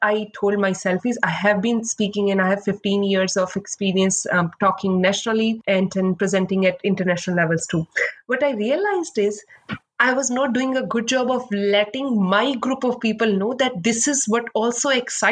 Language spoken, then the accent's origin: English; India; moved away as an adult; now in Seattle, United States; I came from India, and back then, just like we have Ivy League institutes here, we have similar like top B business schools there